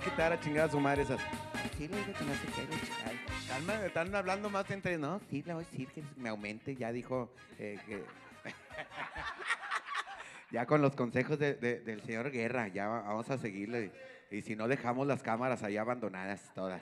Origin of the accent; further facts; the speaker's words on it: General Escobedo, Nuevo León, Mexico; aquí de los que somos de Escobedo